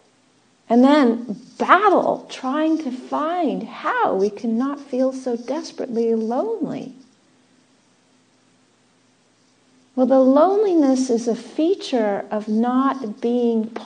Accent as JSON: {"language": "English", "region": "Southern California", "country": "United States", "tie": "born or raised there", "also_born_or_lived": "England / Australia", "moved": "yes", "said": "I was born in Southern California. I was born in a desert climate."}